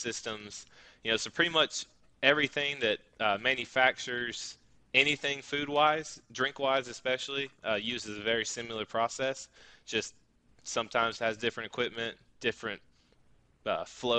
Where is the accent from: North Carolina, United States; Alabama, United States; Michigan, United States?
Alabama, United States; Birmingham; I'm also from Birmingham. We didn't know each other while we lived there at all.